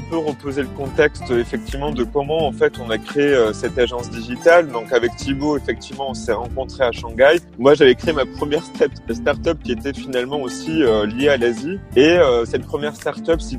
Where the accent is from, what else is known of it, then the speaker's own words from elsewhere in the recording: France; je parle du contexte français hein, parce que je suis français